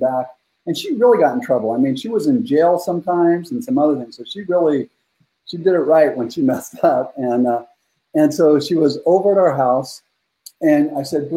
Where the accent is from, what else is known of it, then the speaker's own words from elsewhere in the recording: Northern California, United States; I grew up in Northern California, really rough childhood